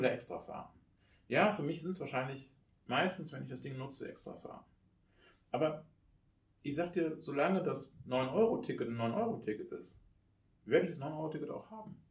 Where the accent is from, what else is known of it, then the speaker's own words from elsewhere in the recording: Oberbergisches Land, North Rhine-Westphalia, Germany; in meiner Heimatstadt könnte man auf den anderen Berg, zum Hackenberg rauf